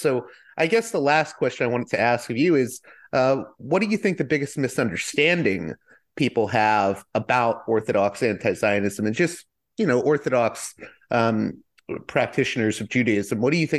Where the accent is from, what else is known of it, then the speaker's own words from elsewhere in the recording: Pennsylvania, United States; I grew up around pious people at times. I'm from Pennsylvania, so I had experience with like the Amish